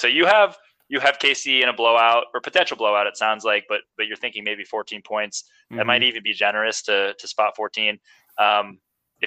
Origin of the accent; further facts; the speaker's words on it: Buffalo, New York, United States; now in Massachusetts, United States; I was born in Buffalo and my folks are from the New England area. So I did grow up a Patriots fan